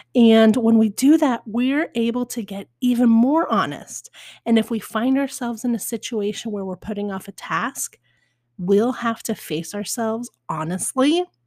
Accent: Spokane, Washington, United States; now in Portland, United States; I was born in Spokane

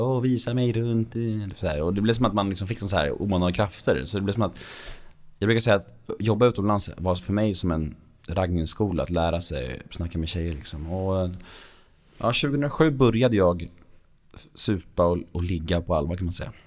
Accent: Värmdö, Stockholm County, Sweden; jag växte upp på Värmdö

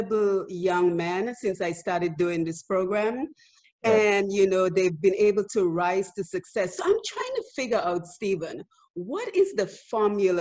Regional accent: Dominica; you are from the same humble neighborhood as I am. We're from Bath Estate

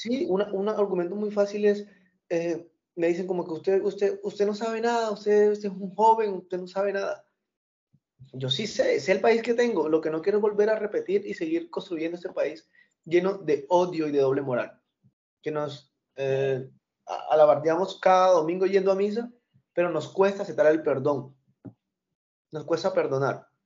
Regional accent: Colombia; moved away; yo soy colombiano.

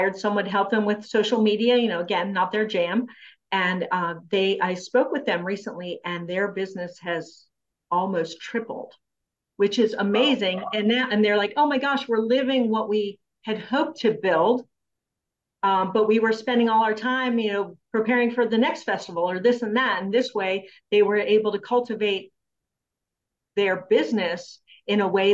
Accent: Frederick, United States; my hometown here in Frederick

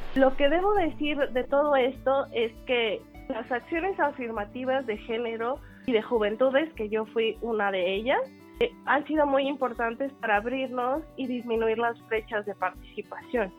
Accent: Mexico City, Mexico; soy eh, afromexicana de la Ciudad de México. Mi afrodescendencia viene por mi mamá y mi abuela, que eran mujeres afrocubanas, inmigraron a México y bueno, yo ya nací aquí

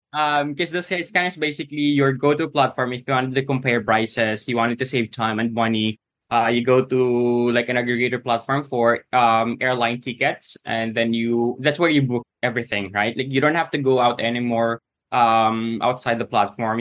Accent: Philippines; my home country, the Philippines

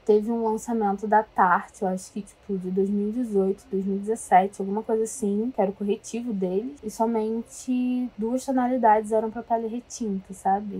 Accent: Rio de Janeiro, Brazil; sou carioca, tenho 23 aninhos

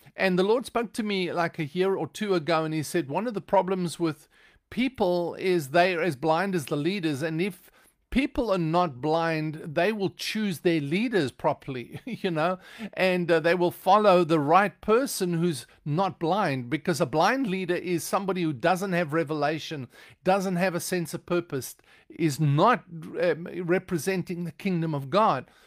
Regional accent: South Africa; now in United States; I don't speak with an American accent because I am originally from South Africa.

